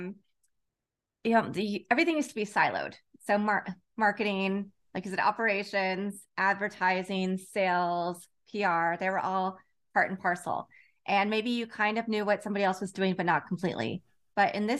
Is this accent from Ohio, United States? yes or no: no; Lawrence, Kansas, United States; also born or lived in Chicago / Los Angeles / San Francisco / Houston; now in Redondo Beach, United States; I grew up in Lawrence, Kansas